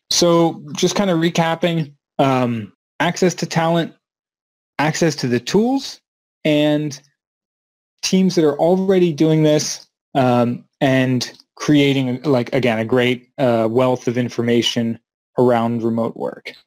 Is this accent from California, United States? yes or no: no; Maryland, United States; moved away as an adult; back to Maryland in the United States where I grew up